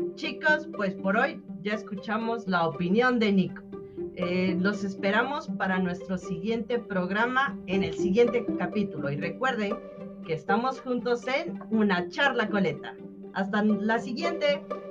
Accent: Mexico City, Mexico; now in San Cristóbal de las Casas, Mexico; soy de México, de la Ciudad de México y vivo en San Cristóbal de las Casas, Chiapas

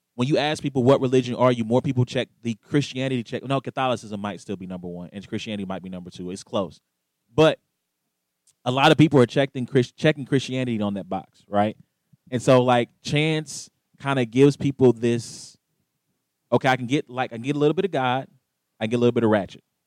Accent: the South, United States; moved away; I am from the South originally, so I grew up on NASCAR as well

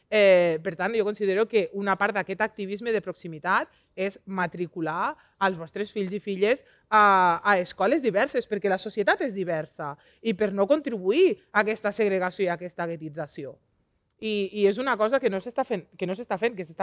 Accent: Lleida, Catalonia, Spain; Jo vinc de Lleida, Lleida està al top 3 de ciutats amb més segregació escolar de tota Catalunya.

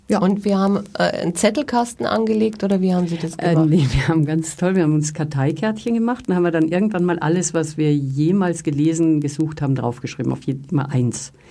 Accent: Austria; born there; als Österreicherin gebürtig, habe immer schon, was heißt immer, also ziemlich lang schon das Fable für die Josephine Mutzenbacher gehabt

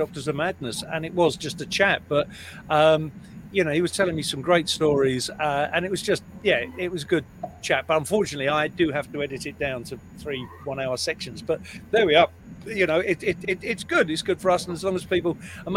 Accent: Liverpool, North West England, United Kingdom; I was born and raised in Liverpool

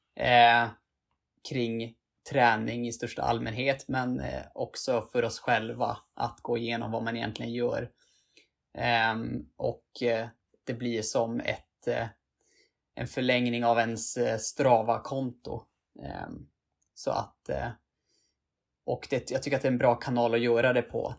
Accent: Piteå, Norrbotten County, Sweden; moved away as an adult; also born or lived in Umeå; now in Stockholm, Sweden; född och uppvuxen i Piteå. I Norrbotten.

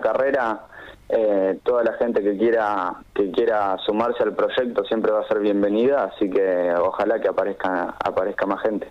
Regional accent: General Pico, La Pampa, Argentina; somos todos acá de La Pampa

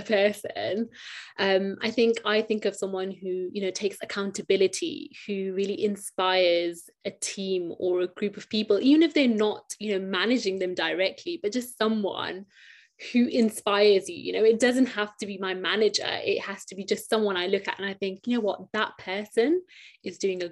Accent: United Kingdom; I'm a British Pakistani woman

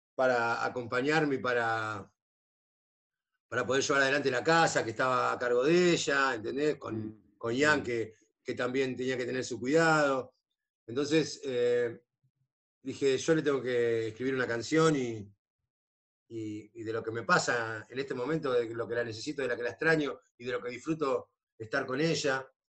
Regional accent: Tigre, Buenos Aires Province, Argentina; now in Santos Lugares, Argentina; mi barrio, de lo que hacemos nosotros en el barrio

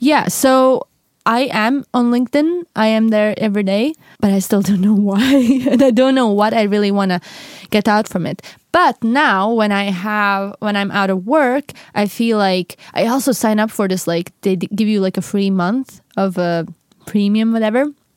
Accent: Latvia; moved away as an adult; I am from Latvia. But that's the weird thing, because I haven't lived there for seven years

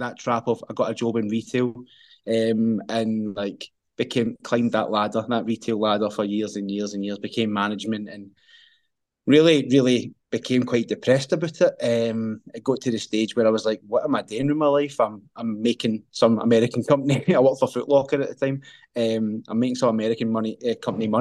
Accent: Glasgow, Scotland, United Kingdom; I'm originally from Castlemilk, good wee working class boy.

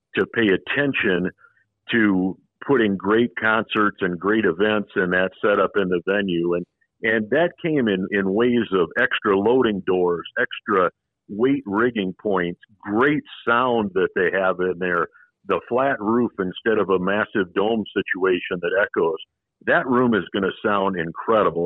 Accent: Sioux Falls, South Dakota, United States; also born or lived in Minnesota; now in Las Vegas, United States; I grew up in the Midwest in Sioux Falls, South Dakota.

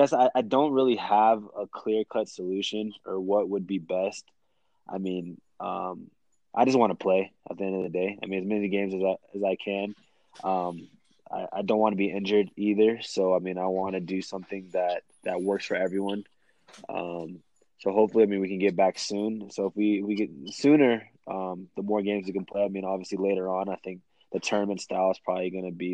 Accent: Texas, United States; moved away as an adult; now in Colorado, United States; I was born and raised in Texas.

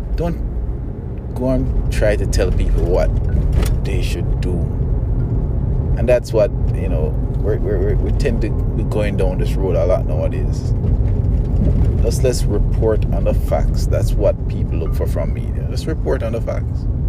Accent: Jamaica; I'm a Jamaican

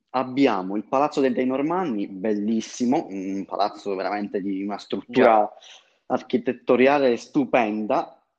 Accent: Palermo, Sicily, Italy; Io, da vero cittadino palermitano

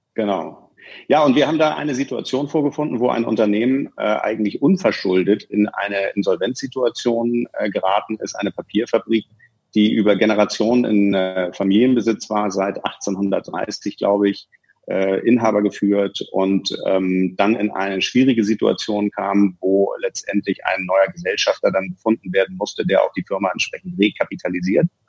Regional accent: Hamburg, Germany; now in Munich, Germany; eigentlich bin ich ja Hamburger und müsste da irgendwo bei euch in der Ecke sitzen, lebe aber seit 97 schon in München

